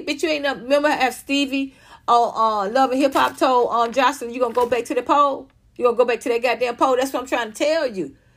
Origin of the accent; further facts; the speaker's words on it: Atlanta, Georgia, United States; moved away as an adult; also born or lived in Los Angeles; I come from Atlanta, so I, I grew up in a, in a black culture